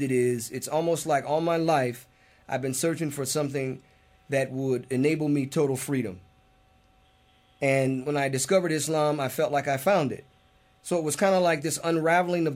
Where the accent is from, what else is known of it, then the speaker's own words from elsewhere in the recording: United States; As an American Muslim